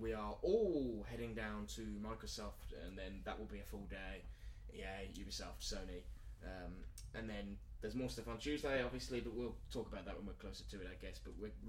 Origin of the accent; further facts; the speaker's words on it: United Kingdom; accent: British; I'm the British accented one, I guess.